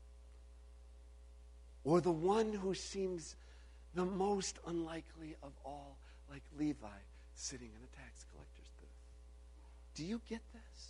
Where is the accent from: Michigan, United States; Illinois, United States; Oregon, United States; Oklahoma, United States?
Illinois, United States; I grew up in Illinois.